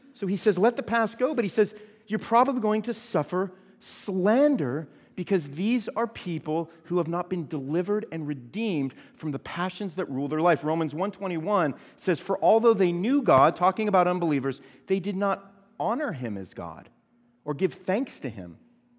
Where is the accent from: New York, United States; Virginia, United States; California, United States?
California, United States; I came from California where there's no basements, okay, because we had earthquakes